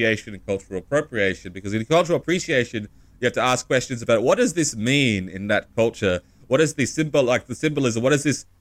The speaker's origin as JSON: {"language": "English", "country": "Australia", "said": "I can only really speak as an Australian, as a white Australian"}